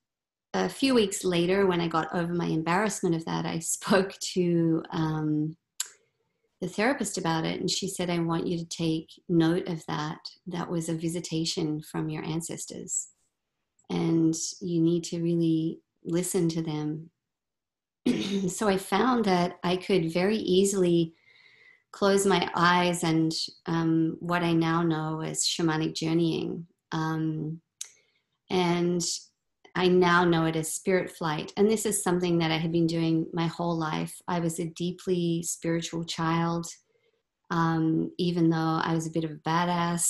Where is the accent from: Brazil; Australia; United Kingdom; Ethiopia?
Australia; moved away as an adult; now in Vancouver, Canada; I grew up in Australia